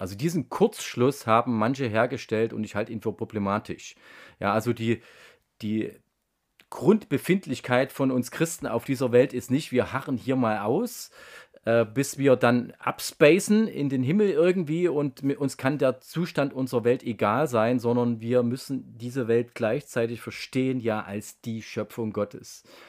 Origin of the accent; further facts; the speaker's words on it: Germany; Ich bin in der DDR aufgewachsen